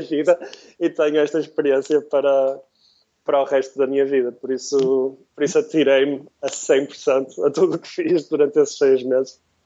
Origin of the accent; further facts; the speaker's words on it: Porto, Norte, Portugal; moved away as an adult; also born or lived in London, United Kingdom; now in San Francisco, United States; crescendo no Porto, crescendo em Portugal